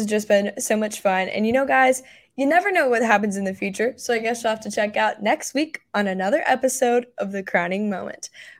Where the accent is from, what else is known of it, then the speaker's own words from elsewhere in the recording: North Carolina area, the Carolinas, United States; I'm from the South Carolina, North Carolina area, so they have a big pageant there.